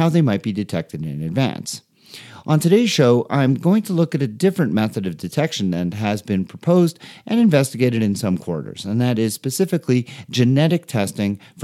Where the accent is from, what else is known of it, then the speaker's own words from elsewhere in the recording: Canada; As a Canadian